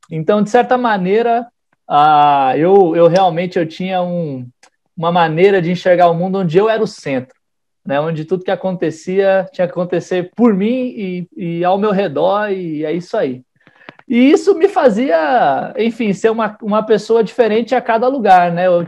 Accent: São Paulo, Brazil; born there; also born or lived in Salvador; now in Brasília, Brazil; eu nasci em São Paulo, fui morei um, sete anos em Salvador e agora eu moro aqui em Brasília.

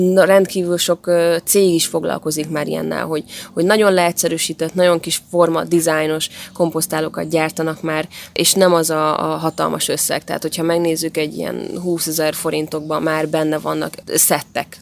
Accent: Érd, Pest, Hungary; a Sasvárosi részen is, ahol én felnőttem

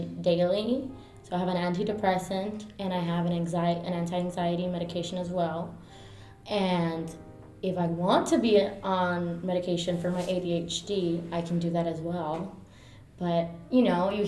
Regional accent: Miami, Florida, United States; first language Spanish; English is a second language; also born or lived in New York / Orlando; I was born in New York, raised in Miami my whole life.

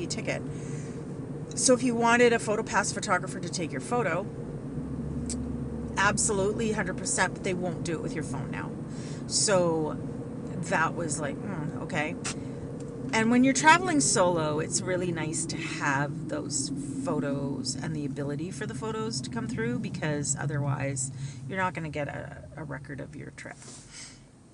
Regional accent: Canada; I'm Canadian

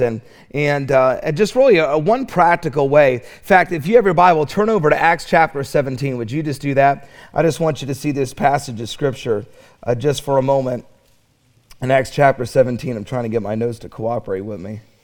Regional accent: Charlotte, North Carolina, United States; I'm from Charlotte

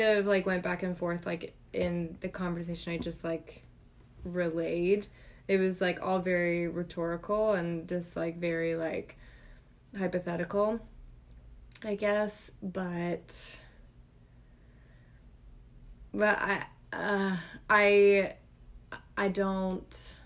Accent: United States; we as the American people

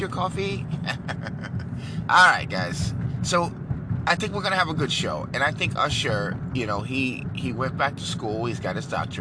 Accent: New York, United States; I'm from New York

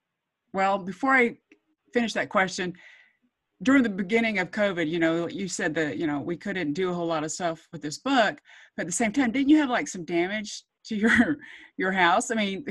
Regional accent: the South, United States; growing up in the South.

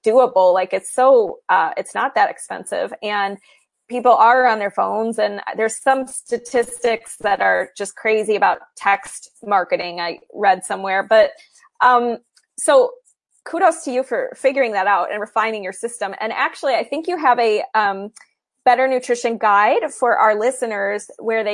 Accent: Midwest, United States; also born or lived in California; I'm originally from the Midwest, so it makes sense for me to be here with a lot of my family and friends

